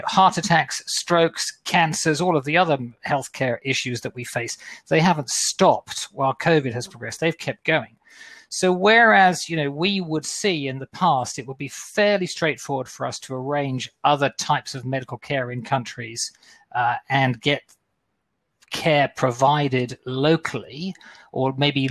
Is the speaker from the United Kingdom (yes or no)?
no; Australia; moved away; I'm an Aussie. At some stage, I want to get back home for Christmas, I'm hoping. But at the moment, if I go back home to Australia